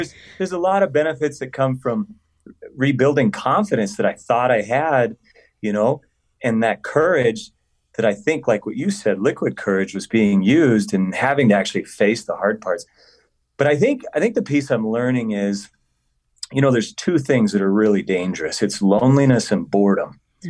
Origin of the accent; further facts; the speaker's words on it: Colorado, United States; I was adopted as a little boy. And I grew up in Colorado